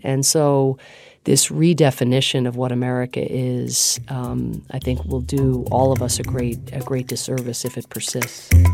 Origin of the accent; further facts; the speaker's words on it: Atlanta, Georgia, United States; also born or lived in Ireland / Pittsburgh, Pennsylvania; experienced as a kid nothing other than a warm welcome in Pittsburgh, Pennsylvania initially, and then I went to high school in Atlanta, Georgia